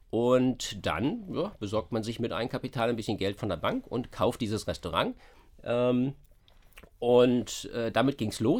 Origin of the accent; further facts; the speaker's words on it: Berlin, Germany; das kennt man halt als Berliner nicht so.